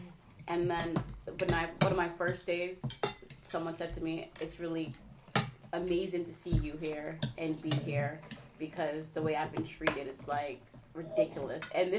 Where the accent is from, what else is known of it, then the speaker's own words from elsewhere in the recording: New York, United States; now in New Haven, United States; I'm from New York. I live in New Haven right now